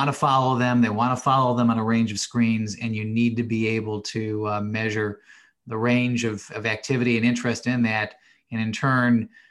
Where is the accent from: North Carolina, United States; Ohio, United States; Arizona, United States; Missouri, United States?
Ohio, United States; Cleveland; I grew up in Cleveland, Ohio